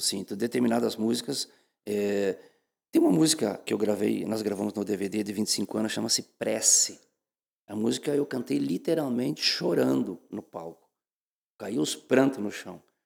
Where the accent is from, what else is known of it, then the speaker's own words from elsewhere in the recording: Campo Novo, Rio Grande do Sul, Brazil; moved away as an adult; also born or lived in Passo Fundo, Brazil / São Paulo, Brazil; now in Santa Catarina, Brazil; Mas eu sou do interior, do interior da cidade de Campo Novo, me criei rolando pedra nas canelas com meu pai